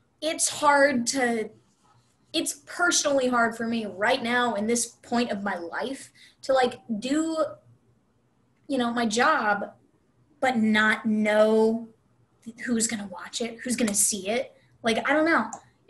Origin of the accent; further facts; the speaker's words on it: Arlington, Texas, United States; also born or lived in Dallas, Texas; I grew up in Arlington, Texas